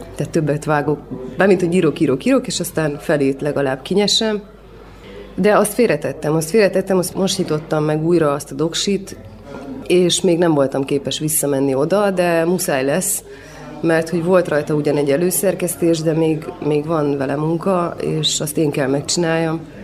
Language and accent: Hungarian; Cluj-Napoca, Cluj County, Romania; én itt nőttem fel Kolozsáron